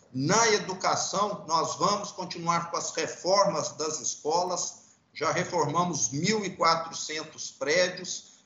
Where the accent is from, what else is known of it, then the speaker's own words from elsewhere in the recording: Brazil; eu, como brasileiro